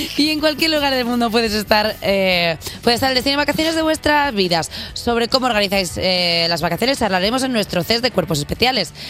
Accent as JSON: {"language": "Spanish", "town": "Reus", "region": "Catalonia", "country": "Spain", "said": "Yo soy de Reus, Tarragona, así que permitidme que os hable un ratico en catalán"}